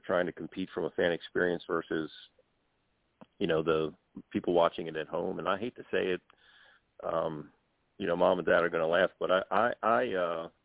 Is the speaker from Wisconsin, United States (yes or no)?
no; Baltimore, Maryland, United States; I'm from the Baltimore area